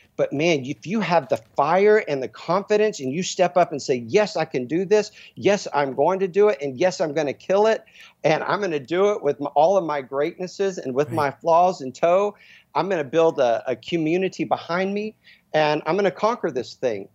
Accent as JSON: {"language": "English", "town": "Dallas", "region": "Texas", "country": "United States", "tie": "born or raised there", "said": "I'm from Dallas, Texas, where I mean it was mm. football and you know athlete athletics"}